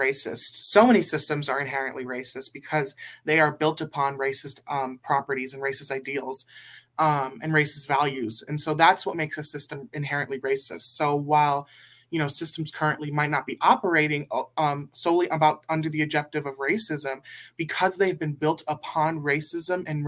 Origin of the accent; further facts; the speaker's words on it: Burbank, California, United States; I am from Burbank, California.